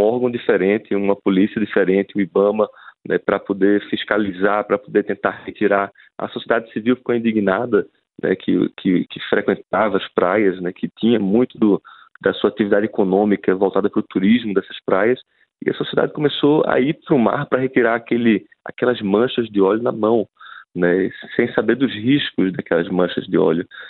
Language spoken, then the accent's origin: Portuguese; Northeast Region, Brazil; nós que somos do Nordeste